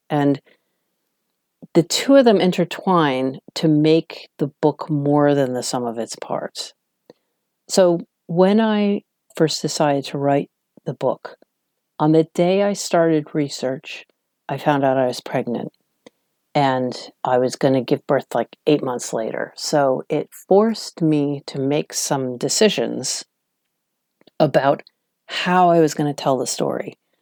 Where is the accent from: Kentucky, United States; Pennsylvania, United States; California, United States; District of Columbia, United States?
District of Columbia, United States; Washington; moved away as an adult; now in London, United Kingdom; I was from Washington, D.C., which is a much calmer, smaller town compared to New York